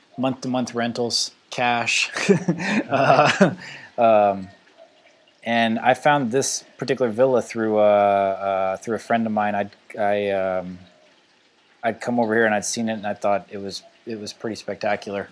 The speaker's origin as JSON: {"language": "English", "country": "United States", "moved": "yes", "said": "as an American"}